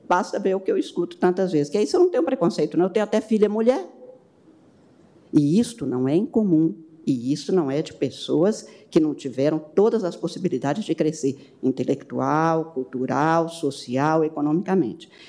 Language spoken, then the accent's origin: Portuguese; Brazil; sou brasileira